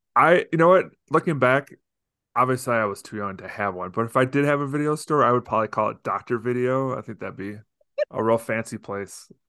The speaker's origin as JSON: {"language": "English", "town": "Deerfield", "region": "Illinois", "country": "United States", "tie": "born or raised there", "said": "I grew up in Deerfield, Illinois, outside of Chicago"}